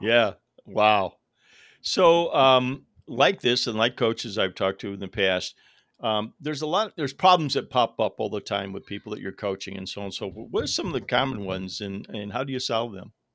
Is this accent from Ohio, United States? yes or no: yes; Toledo, Ohio, United States; I grew up around Toledo